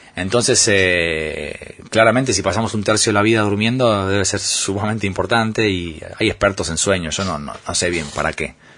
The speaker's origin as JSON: {"language": "Spanish", "country": "Argentina", "moved": "as an adult", "said": "los argentinos nos quejamos"}